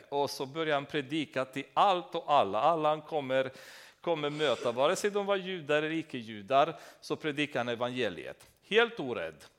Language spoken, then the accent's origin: Swedish; Romania; Swedish is a second language; moved away as an adult; now in Sweden